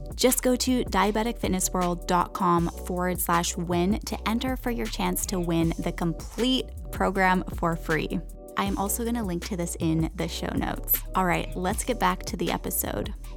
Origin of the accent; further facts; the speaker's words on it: Canada; moved away; I didn't grow up in Costa Rica, but I grew up in Canada, and it was, like, forest and trees all around me